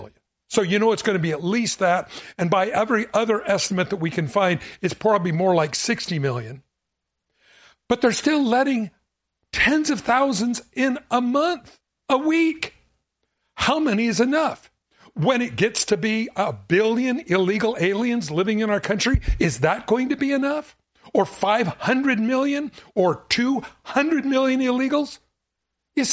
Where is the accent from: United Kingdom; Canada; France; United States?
United States; Southern California; I grew up in Southern California